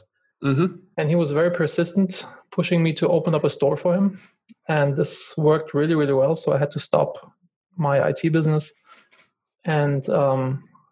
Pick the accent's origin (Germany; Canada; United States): Germany; moved away; I'm originally from Germany